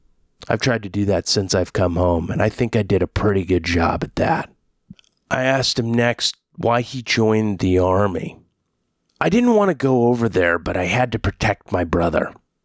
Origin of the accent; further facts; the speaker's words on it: Oklahoma, United States; born there; also born or lived in Kansas / Texas; I was born in Oki, but not from Muskogee.